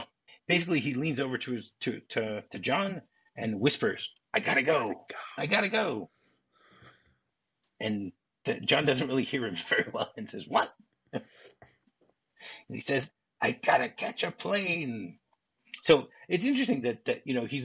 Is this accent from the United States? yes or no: yes; Detroit, Michigan, United States; I grew up in Detroit